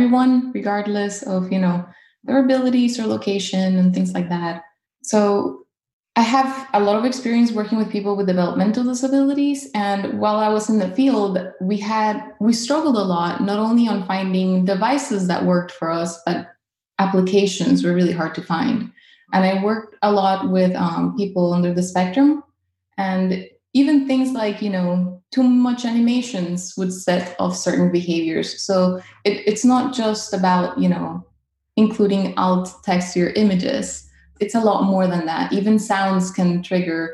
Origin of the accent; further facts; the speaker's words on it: Caracas, Capital District, Venezuela; now in North Carolina, United States